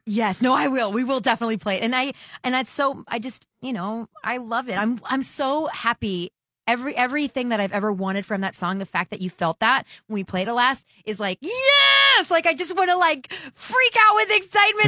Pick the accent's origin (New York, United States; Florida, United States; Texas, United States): Texas, United States; growing up in the Texas market